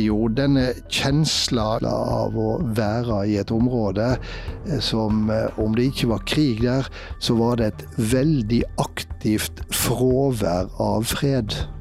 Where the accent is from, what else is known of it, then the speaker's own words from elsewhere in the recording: Vaksdal, Vestland, Norway; jeg var redaktør for ei lokalavis i heimkommunen min, Vaksdal